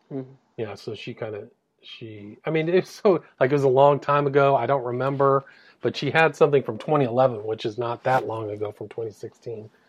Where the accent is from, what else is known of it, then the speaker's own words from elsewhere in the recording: England, United Kingdom; It was, I'm English, so you could have some difficulty understanding the way I communicate.